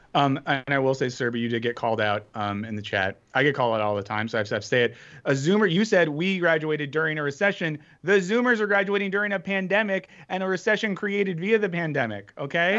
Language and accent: English; Winter Springs, Florida, United States; I grew up in Winter Springs, Florida